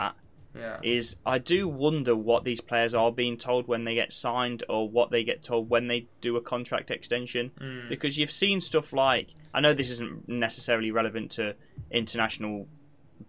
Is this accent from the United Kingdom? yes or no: yes; England, United Kingdom; We are English, born and bred